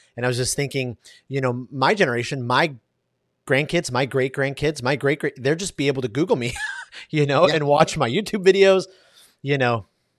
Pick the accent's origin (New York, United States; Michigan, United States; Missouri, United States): Michigan, United States; Detroit; So even though I grew up in Detroit, man, I just love the Splendid Splinter.